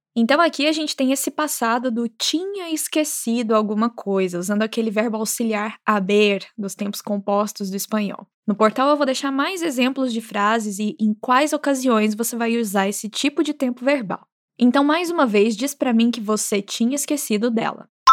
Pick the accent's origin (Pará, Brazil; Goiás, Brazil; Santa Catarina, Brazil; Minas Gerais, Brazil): Minas Gerais, Brazil; moved away; Como boa mineira